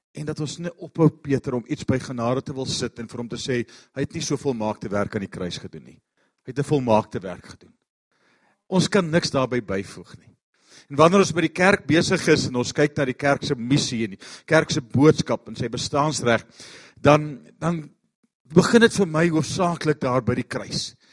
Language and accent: Afrikaans; Pretoria, Gauteng, South Africa; Ons kom van Pretoria af.